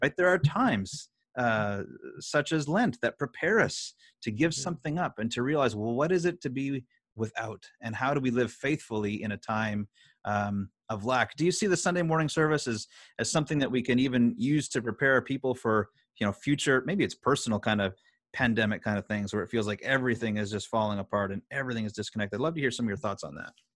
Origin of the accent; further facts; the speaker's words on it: Canada; as a Canadian citizen.